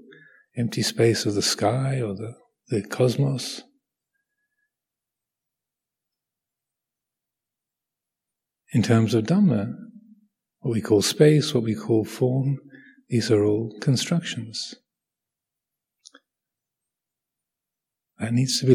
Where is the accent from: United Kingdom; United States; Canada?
United Kingdom; Kent, South East England; I was born in Kent, England